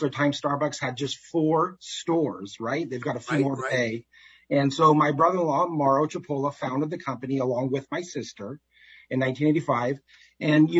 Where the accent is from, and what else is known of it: Seattle, Washington, United States; born or raised there